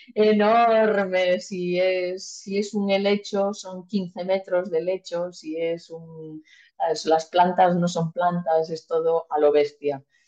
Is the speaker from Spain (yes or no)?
yes; Malpica, Galicia, Spain; moved away; also born or lived in Mallorca; mi pueblo, de Malpica